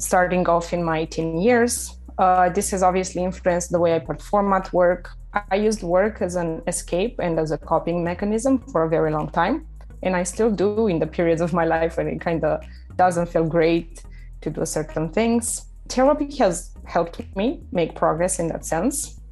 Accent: Romania; moved away as an adult; when I was transitioning from Romania to moving abroad

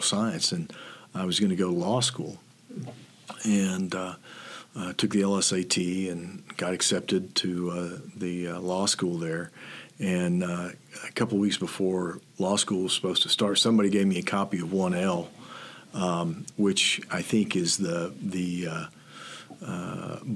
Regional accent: northwestern Arkansas, United States; moved away as an adult; also born or lived in Oklahoma; now in Nebraska, United States; grew up in northwestern Arkansas and spent a lot of time in Fayetteville at the University of Arkansas

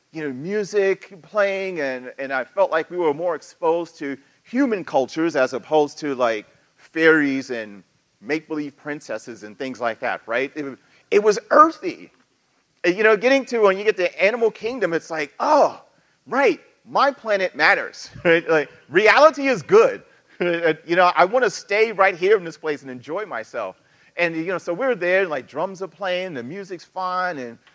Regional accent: New York City, New York, United States; I'm from New York City

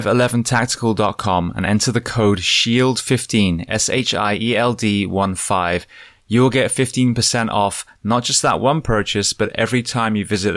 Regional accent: England, United Kingdom; moved away as an adult; now in United States; I'm originally from England. I moved to America 19 years ago now

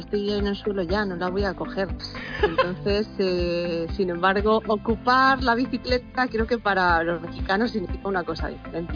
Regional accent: Spain; first language Spanish; moved away as an adult; soy maestra de español, soy profesora de español y, y vengo de España

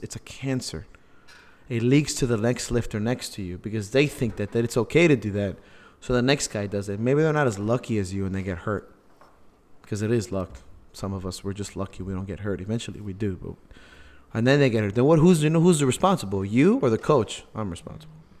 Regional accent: Miami, Florida, United States; we're from Miami

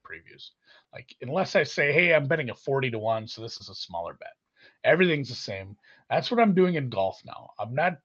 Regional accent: Minnesota, United States; I'm from Minnesota

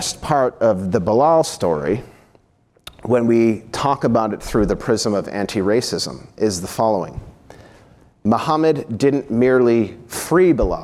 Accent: United States; as an American

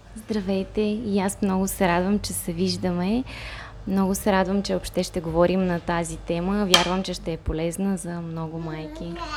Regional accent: Moldova; Bulgarian is a second language; also born or lived in Saint Petersburg, Russia; now in Bulgaria; Аз съм от Молдова. Молдова. А, живях в Петербург преди да се преместя тук.

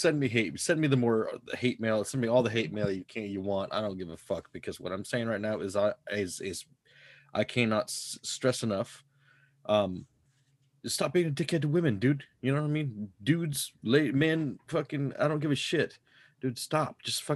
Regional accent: United States; I'm an American

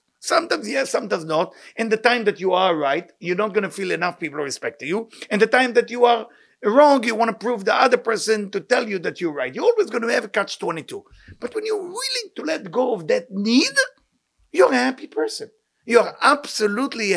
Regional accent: Israel; moved away; I grew up in a tough neighborhood in Israel

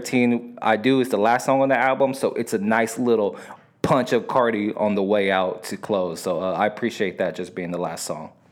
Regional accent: United States; I'm American

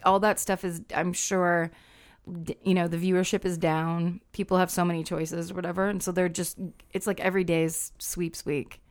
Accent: Petaluma, California, United States; moved away; also born or lived in Media, Pennsylvania / Los Angeles; I'm from Northern California

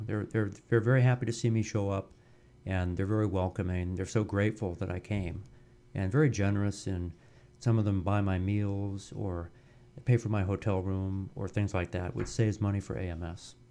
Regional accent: Denver, Colorado, United States; came back to my hometown of Denver, Colorado

